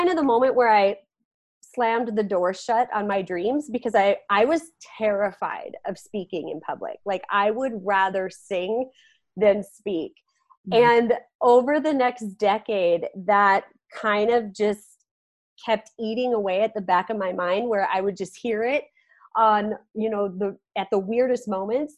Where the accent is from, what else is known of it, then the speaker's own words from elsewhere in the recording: Carrington, North Dakota, United States; also born or lived in Fargo, North Dakota; I grew up in Carrington, North Dakota